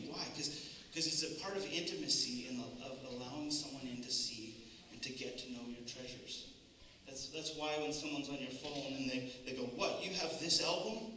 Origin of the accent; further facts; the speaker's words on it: Canada; I find as a Canadian